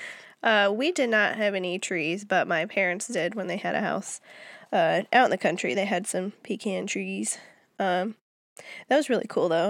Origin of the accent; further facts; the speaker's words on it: Minnesota, United States; moved away as an adult; also born or lived in Germany; now in Georgia, United States; as far as states are considered, I'm from Minnesota